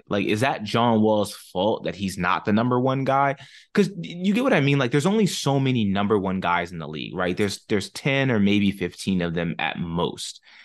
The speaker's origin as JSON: {"language": "English", "region": "Maryland", "country": "United States", "tie": "born or raised there", "moved": "yes", "lives_now": "Northern Virginia, United States", "said": "I grew up in Maryland."}